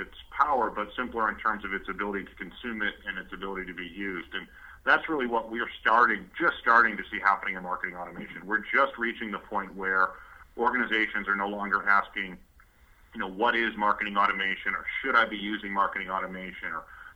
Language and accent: English; Midwest, United States; moved away as an adult; now in Bay Area, United States; I grew up in the Midwest, mostly around the auto industry. I've been out in the Bay Area now for about 6 years.